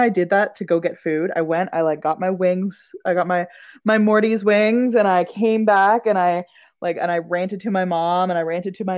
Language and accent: English; Ottawa, Ontario, Canada; I grew up in Ottawa